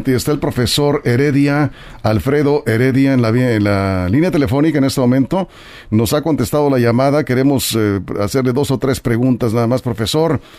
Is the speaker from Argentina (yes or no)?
no; Mexico; Como los mexicanos ah, somos dueños de Pemex